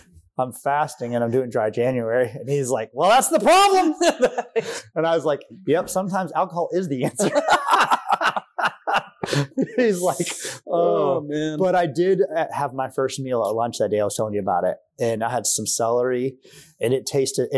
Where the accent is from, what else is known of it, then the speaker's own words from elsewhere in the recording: Hilton Head Island, South Carolina, United States; I grew up in Sea Pines on Hilton Head